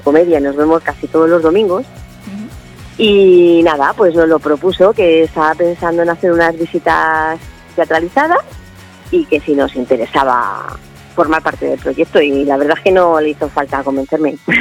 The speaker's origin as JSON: {"language": "Spanish", "town": "Valdemoro", "region": "Community of Madrid", "country": "Spain", "also_born_or_lived": "Alcorcón", "said": "yo soy de Valdemoro"}